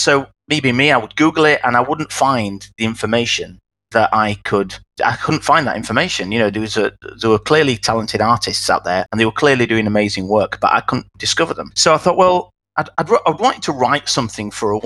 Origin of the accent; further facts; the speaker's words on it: Wakefield, Yorkshire and the Humber, United Kingdom; accent: Yorkshire; moved away as an adult; now in London, United Kingdom; I'm from Yorkshire originally